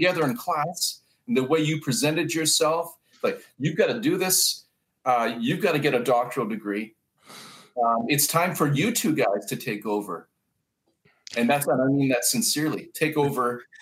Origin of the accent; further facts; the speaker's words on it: Brampton, Ontario, Canada; also born or lived in Toronto; I was born in Toronto, spent my formative years in Bramalea, which is about 30 minutes north of Toronto